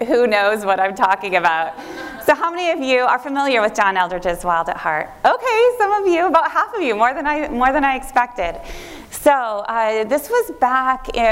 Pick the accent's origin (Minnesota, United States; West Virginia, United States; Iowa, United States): Iowa, United States; Northwest; moved away; I had gone to a conservative Christian college in my hometown, Northwest Iowa.